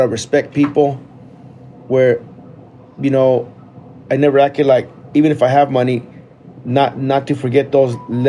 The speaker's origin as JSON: {"language": "English", "town": "Mesa", "region": "Arizona", "country": "United States", "tie": "born or raised there", "said": "Yeah, grew up in Mesa."}